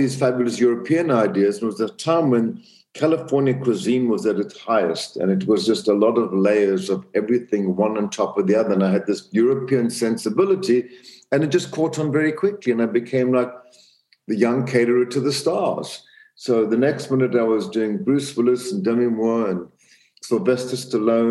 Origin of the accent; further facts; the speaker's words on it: Zambia; moved away; also born or lived in South Africa; I grew up in Central Africa, Zambia, in a very small town